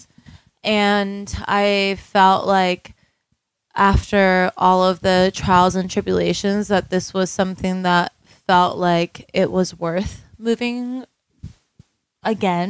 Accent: Florida, United States; moved away as an adult; also born or lived in Miami; now in Denver, United States; I grew up in Florida

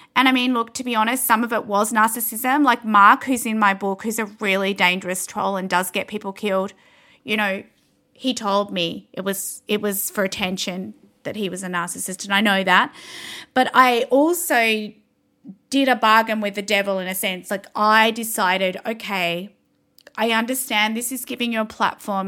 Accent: Canberra, Australian Capital Territory, Australia; I'm from Canberra, so eventually my husband and I came back to Canberra to have the baby

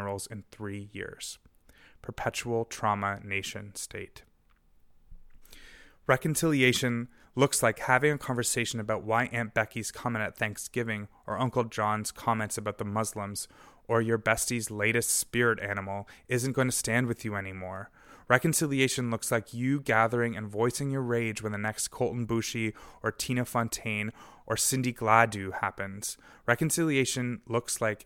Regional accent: Golden, British Columbia, Canada; my hometown of Golden, so-called BC

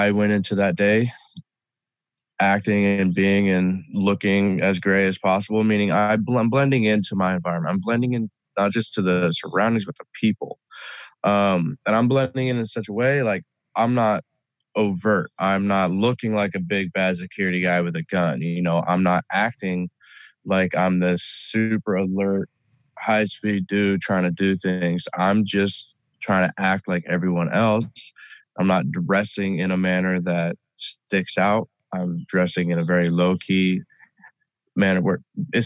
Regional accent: United States; I'm an American

